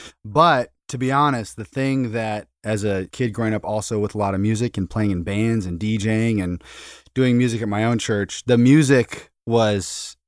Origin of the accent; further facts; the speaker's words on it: outside Seattle, Washington, United States; I grew up outside Seattle.